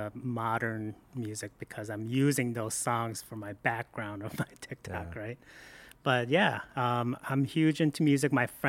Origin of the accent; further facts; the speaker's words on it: Michigan, United States; Like when Steven Yeun talked about Taylor, Michigan, which I know I grew up in Downriver, and I worked for the city of Taylor back in the day.